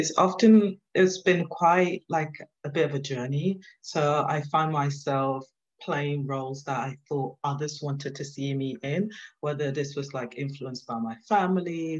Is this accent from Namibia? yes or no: no; Nigeria; also born or lived in London, United Kingdom; I was born in London. And then at the early age of about one, my parents decided to move me to Nigeria